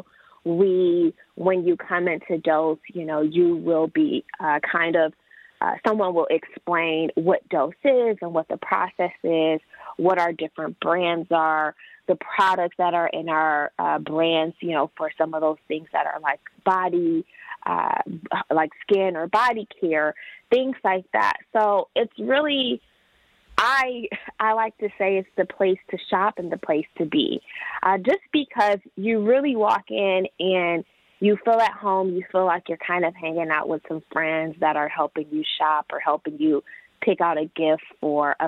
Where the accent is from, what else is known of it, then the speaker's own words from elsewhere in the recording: Detroit, Michigan, United States; moved away as an adult; I am from Metro Detroit. I did move away for almost a decade. And I really wanted to come back